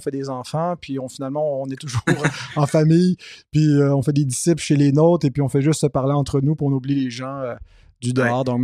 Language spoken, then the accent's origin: French; Quebec, Canada; accent: Québécois; c'est important aussi qu'on garde notre couleur québécoise, notre accent aussi. Je sais que le mien est un peu dilué. Dès qu'on me met un micro d'en face, je perds mon accent.